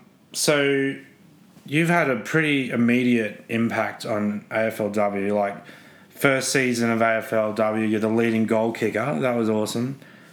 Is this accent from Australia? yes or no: yes; Brisbane, Queensland, Australia; moved away as an adult; also born or lived in Melbourne; I'm originally from Brisbane. I grew up with rugby league.